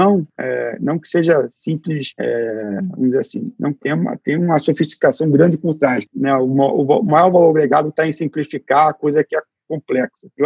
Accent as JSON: {"language": "Portuguese", "country": "Brazil", "tie": "born or raised there", "said": "A gente, eu cresci no Brasil com que a é, que era uma proposta, continua sendo uma proposta de valor"}